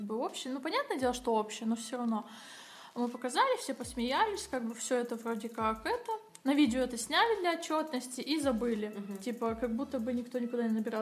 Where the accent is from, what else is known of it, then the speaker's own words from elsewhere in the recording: Kazakhstan; я сама из Казахстана